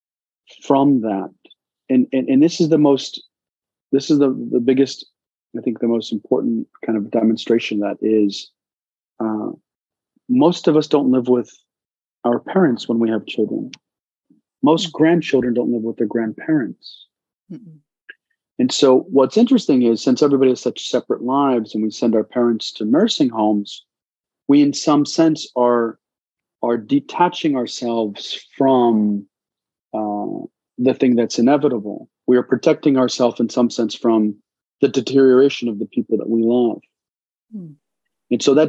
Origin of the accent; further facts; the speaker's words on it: Carlisle, Pennsylvania, United States; also born or lived in Afghanistan / Pakistan; where my family was brought to America was a place called Carlisle, Pennsylvania